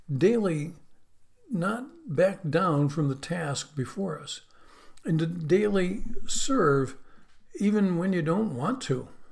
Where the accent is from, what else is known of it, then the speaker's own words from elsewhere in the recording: Western New York, United States; moved away; where I grew up in Western New York